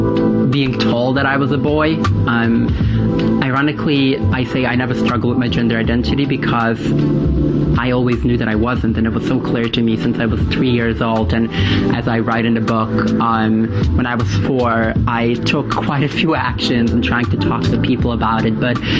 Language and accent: English; New York City, New York, United States; I grew up in Williamsburg in Brooklyn, New York. I was raised as my parents' first son.